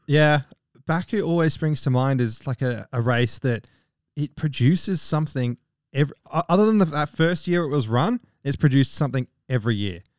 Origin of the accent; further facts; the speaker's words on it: United Kingdom; I'm British